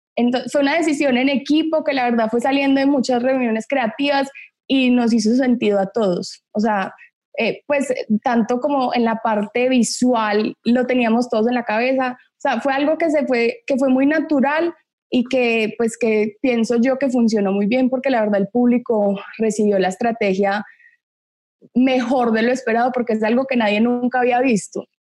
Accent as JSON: {"language": "Spanish", "town": "Medellín", "region": "Antioquia", "country": "Colombia", "tie": "born or raised there", "also_born_or_lived": "Miami / Los Angeles"}